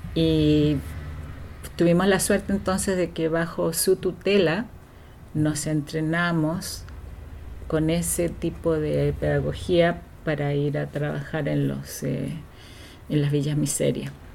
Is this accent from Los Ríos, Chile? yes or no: yes; Valdivia, Los Ríos, Chile; moved away as an adult; now in Vancouver, Canada; vengo del sur de Chile, de la ciudad de Valdivia